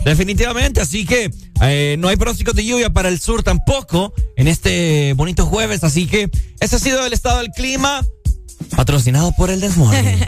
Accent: Honduras; Como hondureños

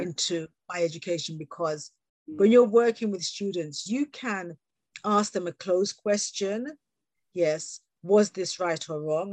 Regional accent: England, United Kingdom; accent: British; also born or lived in Jamaica (parents); born here and having had the wonderful experience of working globally

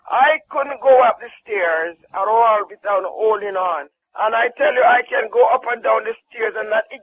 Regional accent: Jamaica; I'm from Jamaica.

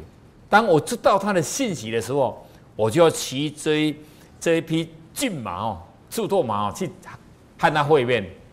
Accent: Taiwan; 你看我们台湾人就这么好

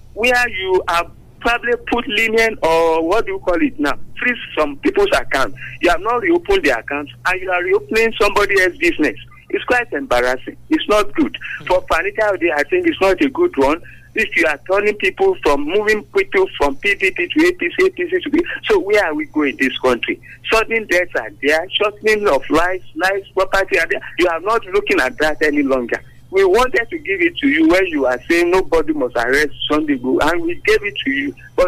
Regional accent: Abeokuta, Ogun State, Nigeria; from Abel Kuta.

